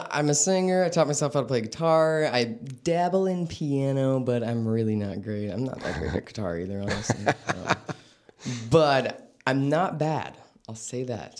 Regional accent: Vallejo, California, United States; born and raised.

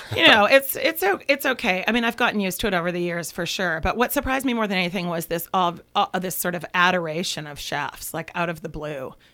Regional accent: Vancouver, British Columbia, Canada; I'm from Vancouver, Canada

